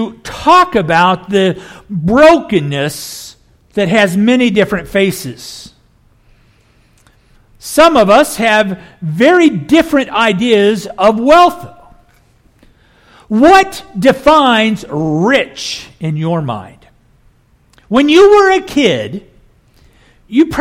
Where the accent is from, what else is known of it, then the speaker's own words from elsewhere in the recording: Kansas, United States; moved away as an adult; also born or lived in Oklahoma / Rust Belt; I grew up here in Kansas, then later moved to Oklahoma